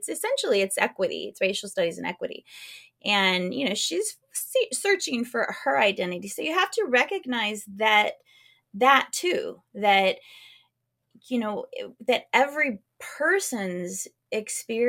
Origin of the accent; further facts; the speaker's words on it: West Coast, United States; now in North Carolina, United States; I grew up on the West Coast